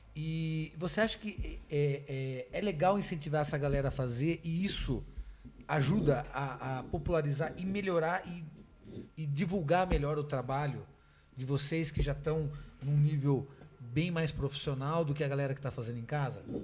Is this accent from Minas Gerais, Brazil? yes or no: no; Sorocaba, São Paulo, Brazil; Sou de Sorocaba.